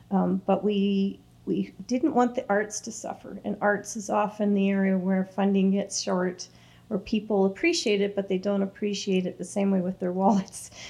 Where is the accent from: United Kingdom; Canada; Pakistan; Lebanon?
Canada; Toronto, Ontario; now in Scugog, Canada; I grew up in Toronto